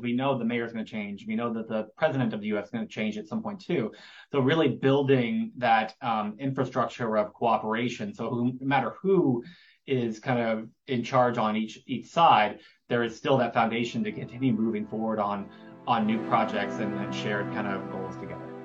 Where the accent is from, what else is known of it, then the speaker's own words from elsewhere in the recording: Gainesville, Florida, United States; I grew up in Gainesville